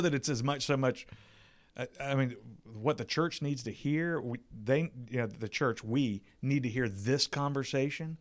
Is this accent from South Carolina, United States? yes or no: yes; South Carolina, United States; moved away; I'm from South Carolina. I was living there at the time.